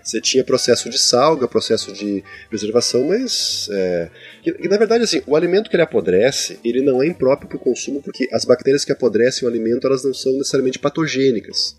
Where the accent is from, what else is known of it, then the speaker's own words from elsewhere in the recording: Rio Grande do Sul, Brazil; eu digo bergamota, que eu sou gaúcho